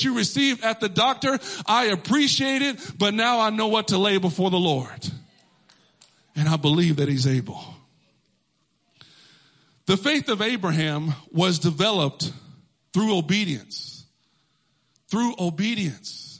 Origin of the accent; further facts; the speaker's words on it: Texas, United States; moved away as an adult; now in Connecticut, United States; I grew up in Texas. I was born and raised there.